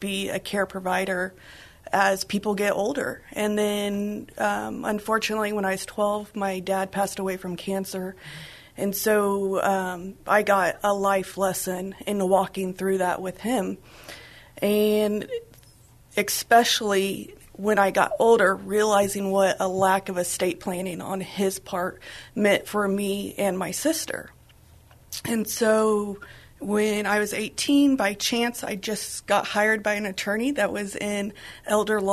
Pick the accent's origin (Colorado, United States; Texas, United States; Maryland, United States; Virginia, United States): Texas, United States; San Antonio; also born or lived in Dallas-Fort Worth, Texas / Austin, Texas; I was born and raised here in San Antonio